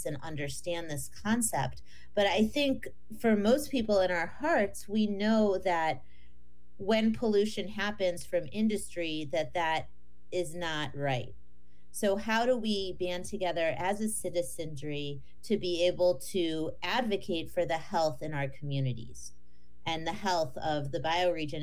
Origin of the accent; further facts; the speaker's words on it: northeastern Ohio outside of Cleveland, United States; I grew up in northeastern Ohio outside of Cleveland